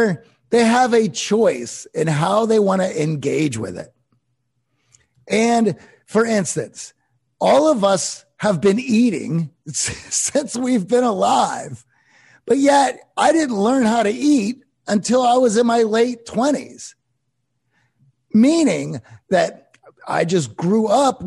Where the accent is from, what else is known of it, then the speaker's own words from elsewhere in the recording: Pittsburgh, Pennsylvania, United States; I grew up in Pittsburgh